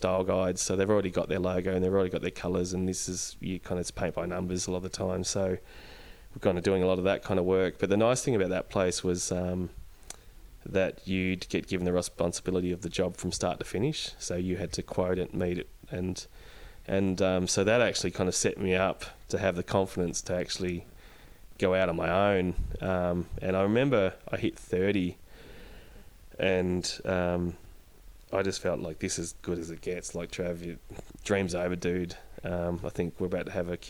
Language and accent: English; Dimboola, Victoria, Australia; now in Ballarat, Australia; us growing up in Dimboola